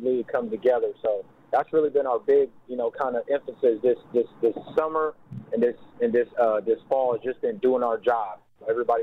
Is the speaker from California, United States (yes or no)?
yes; San Diego, California, United States; first language Lingala; me growing up in the inner city in southeast San Diego